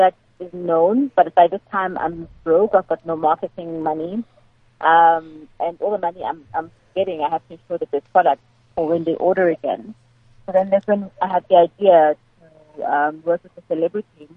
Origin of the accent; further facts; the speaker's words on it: Nelspruit, Mpumalanga, South Africa; moved away; my hometown of Nelspruit